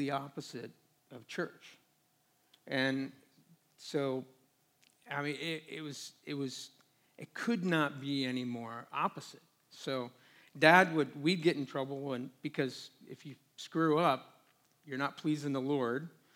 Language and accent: English; Portland, Oregon, United States; moved away as an adult; now in Phoenix, United States; originally from the Northwest, just outside of Portland